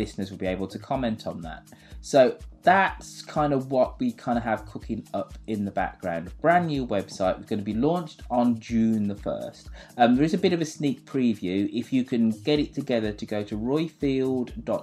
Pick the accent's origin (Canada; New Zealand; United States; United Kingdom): United Kingdom; England; I am English